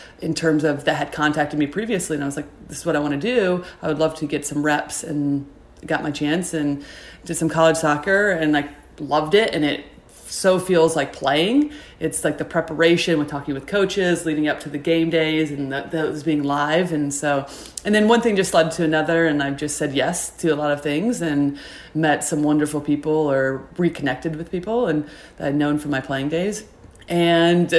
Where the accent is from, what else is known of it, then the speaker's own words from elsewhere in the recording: Indiana, United States; I grew up in Indiana